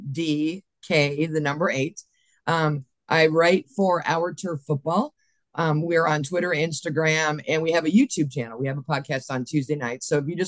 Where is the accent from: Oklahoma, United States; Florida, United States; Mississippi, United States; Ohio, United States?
Ohio, United States; Cleveland; also born or lived in Pittsburgh, Pennsylvania (parents' origin); My parents were from there. So while I was raised in a Pittsburgh household, I moved to Cleveland when I was 9, and my dad said I had to be a Browns fan because this was going to be my hometown. I wasn't raised in Pittsburgh.